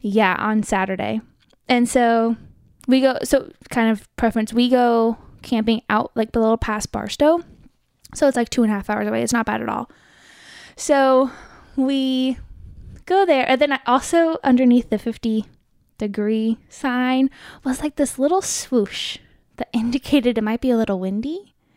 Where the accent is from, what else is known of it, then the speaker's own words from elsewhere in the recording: Riverside County, California, United States; I grew up in Riverside County